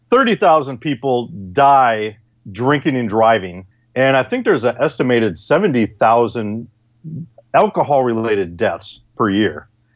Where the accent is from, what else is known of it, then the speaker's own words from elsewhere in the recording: Illinois, United States; born there; This was in Illinois. I was born in Illinois.